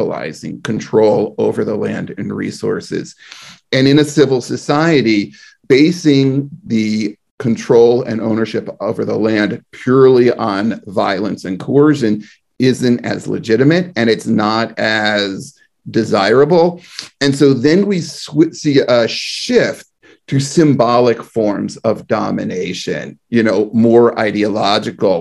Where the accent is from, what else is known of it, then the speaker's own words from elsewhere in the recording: the East Bay, California, United States; I'm from the East Bay.